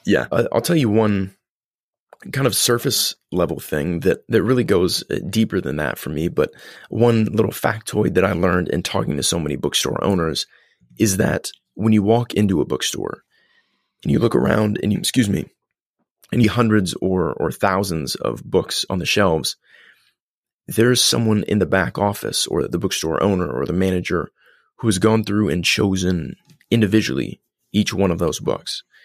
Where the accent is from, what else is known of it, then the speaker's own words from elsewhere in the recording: Columbus, Indiana, United States; grew up in Columbus, Indiana